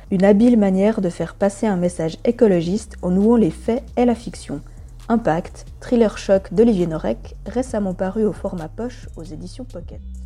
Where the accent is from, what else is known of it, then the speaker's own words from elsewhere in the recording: Romandy, Switzerland; chez nous, à Lausanne et à Genève